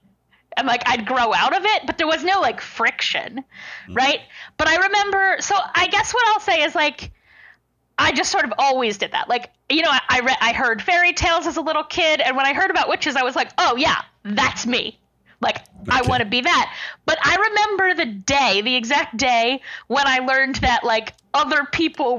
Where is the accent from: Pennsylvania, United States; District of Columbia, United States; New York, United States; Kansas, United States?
Pennsylvania, United States; Lancaster; moved away as an adult; also born or lived in Delaware; now in Pittsburgh, United States; I grew up in Lancaster, Pennsylvania, which is known as like Amish country